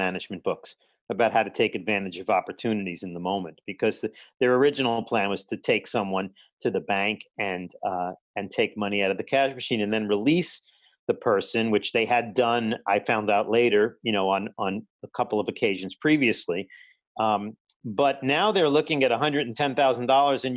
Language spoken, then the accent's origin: English; New York City, New York, United States; growing up in Brooklyn